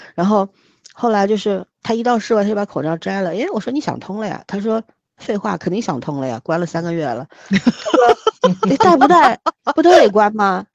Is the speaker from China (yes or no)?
yes; China; 我是中国人，这是我的国家